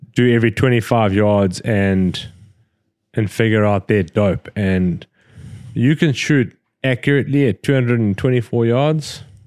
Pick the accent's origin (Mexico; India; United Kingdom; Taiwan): United Kingdom; Scotland; We're fucking Scottish